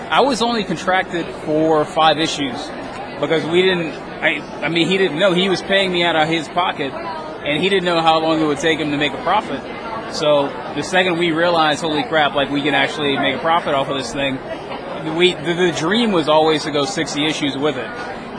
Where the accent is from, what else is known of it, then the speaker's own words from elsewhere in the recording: Louisiana, United States; I mean, I grew up in Louisiana, so like back then, before the internet, there wasn't a lot of information about how you actually break into comics.